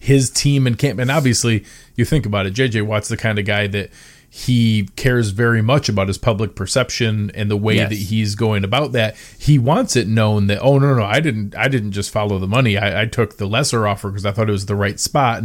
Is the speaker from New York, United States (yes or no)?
yes; Buffalo, New York, United States; moved away as an adult; also born or lived in Cleveland, Ohio; now in Olmsted Falls, United States; I grew up in Buffalo